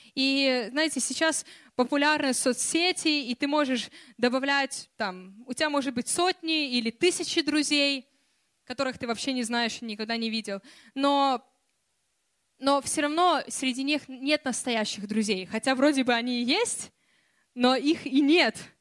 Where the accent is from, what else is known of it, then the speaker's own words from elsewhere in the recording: Kyiv, Ukraine; moved away; also born or lived in Russia; я росла в Киеве